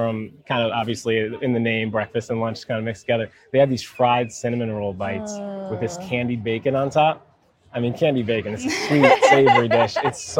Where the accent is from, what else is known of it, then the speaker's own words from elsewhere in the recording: Charleston, South Carolina, United States; I'm from Charleston, South Carolina. I am a husband, father to two beautiful little girls.